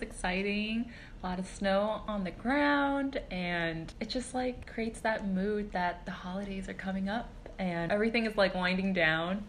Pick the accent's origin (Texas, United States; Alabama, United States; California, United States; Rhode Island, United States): California, United States; Southern; moved away as an adult; now in New York City, United States; I grew up in SoCal.